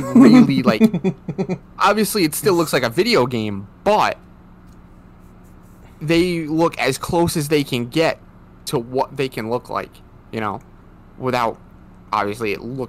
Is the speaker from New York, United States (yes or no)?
no; Rhode Island, United States; But we are both from Rhode Island. Well, I'm still in Rhode Island.